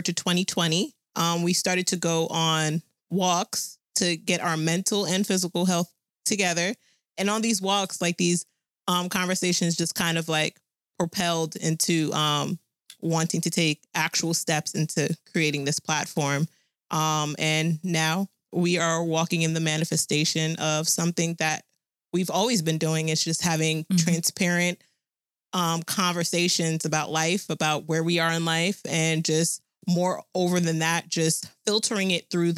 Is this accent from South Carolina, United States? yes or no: no; New Jersey, United States; I was born, raised, and still living in Jersey